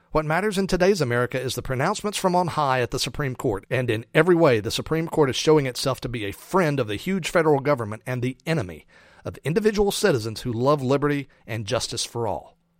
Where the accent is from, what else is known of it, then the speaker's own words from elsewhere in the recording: United States; as an American